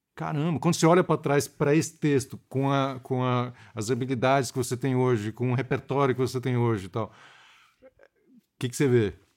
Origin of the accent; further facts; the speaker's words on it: Rio de Janeiro, Brazil; eu sou do Rio também